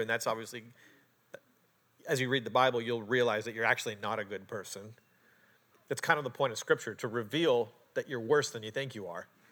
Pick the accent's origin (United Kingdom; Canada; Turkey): Canada; moved away; also born or lived in Portland, Oregon; I'm a Canadian.